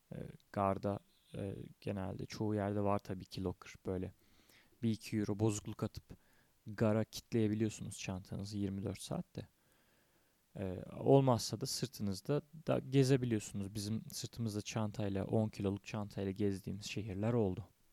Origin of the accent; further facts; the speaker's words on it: Tekirdağ, Turkey; Tekirdağ'da indim memleketimde